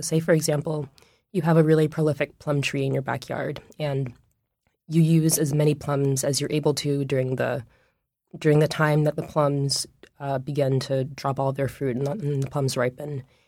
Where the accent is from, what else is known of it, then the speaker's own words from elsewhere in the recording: Washington, District of Columbia, United States; moved away as an adult; now in Oakland, United States; I grew up in Washington, D C